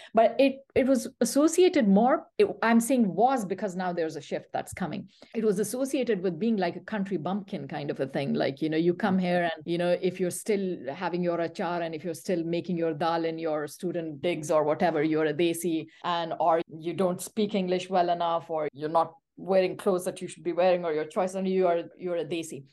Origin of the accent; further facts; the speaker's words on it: Pakistan; first language Pashto; English is a second language; now in Canada; my mother tongue, Pashto